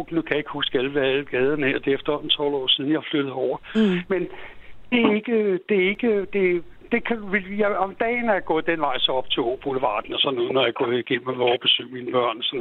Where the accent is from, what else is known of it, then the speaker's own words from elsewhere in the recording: Copenhagen, Capital Region of Denmark, Denmark; jeg voksede op på Østerbro.